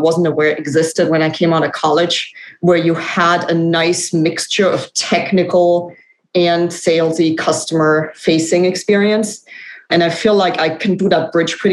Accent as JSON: {"language": "English", "country": "Germany", "moved": "as an adult", "lives_now": "United States", "said": "I'm actually from Germany. So I thought I'd come to the US for 2 or 3 years and now it's been, you know, 17"}